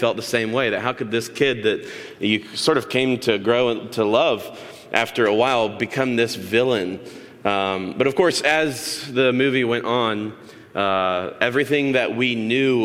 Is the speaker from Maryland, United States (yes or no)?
no; Tallahassee, Florida, United States; As a kid, I grew up in Tallahassee, Florida.